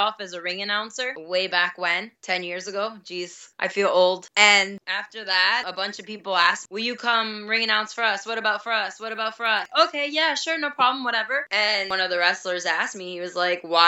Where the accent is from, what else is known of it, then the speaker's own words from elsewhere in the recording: Ohio, United States; I'm originally from Ohio